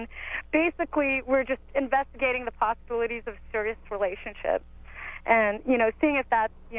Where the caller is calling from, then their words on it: Santa Cruz, California, United States; I'm calling from Santa Cruz. I'm 28